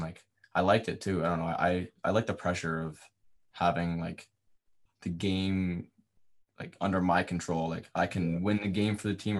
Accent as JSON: {"language": "English", "town": "Windsor", "region": "Ontario", "country": "Canada", "said": "originally I'm from Riverside."}